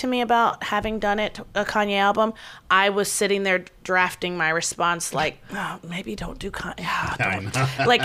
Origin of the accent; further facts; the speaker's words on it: Baltimore, Maryland, United States; also born or lived in Essex, Maryland / Perry Hall, Maryland / White Marsh, Maryland; I am from Baltimore